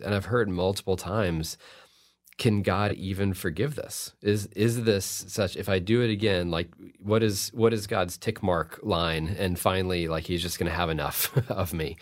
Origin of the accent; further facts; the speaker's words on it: Fort Worth, Texas, United States; I've gotten to teach at T C U, which is in my hometown of Fort Worth